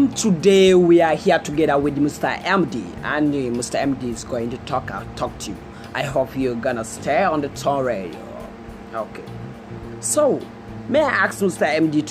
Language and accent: English; Northern Nigeria, Nigeria; now in India; I come from Northern Nigeria. I come from Northern Nigeria.